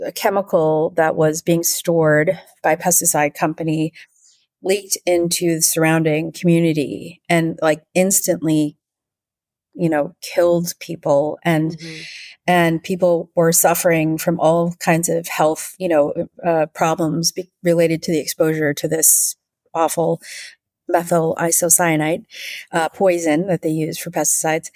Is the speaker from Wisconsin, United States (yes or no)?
yes; Wisconsin, United States; moved away as an adult; also born or lived in Southern California; now in Vancouver, Canada; I grew up in a state called Wisconsin. In the U.S